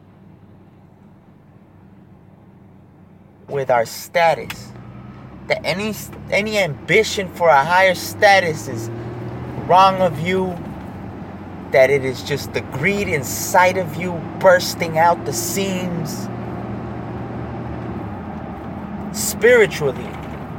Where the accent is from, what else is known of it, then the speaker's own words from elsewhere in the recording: United States; being an American citizen